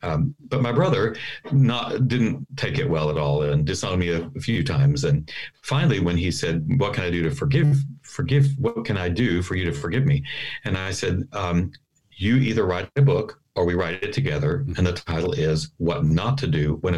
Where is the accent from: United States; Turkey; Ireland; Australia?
United States; Fort Worth, Texas; also born or lived in Dallas; I grew up in Fort Worth.